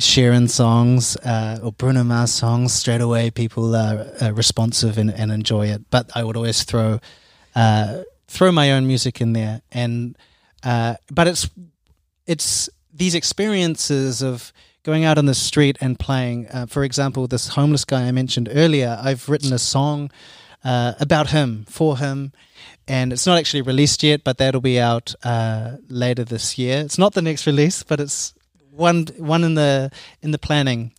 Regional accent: Auckland, New Zealand; now in Cologne, Germany; I come from Auckland

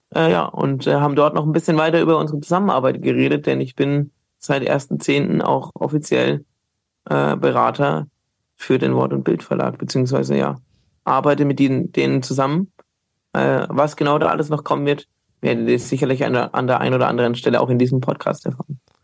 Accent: Bamberg, Bavaria, Germany; now in Cologne, Germany; ich bin hunderte Kilometer weit weg aus Köln oder auch von meiner Heimat Bamberg

